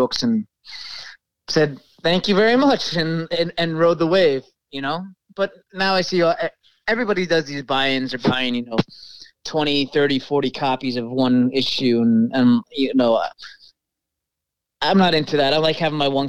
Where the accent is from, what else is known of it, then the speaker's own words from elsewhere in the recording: New York, United States; I'm from New York.